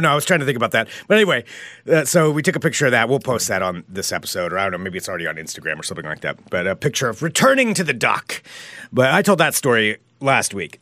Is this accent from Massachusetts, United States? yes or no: no; Independence, Oregon, United States; now in Portland, United States; I'm originally from Independence, which is small town Oregon, too.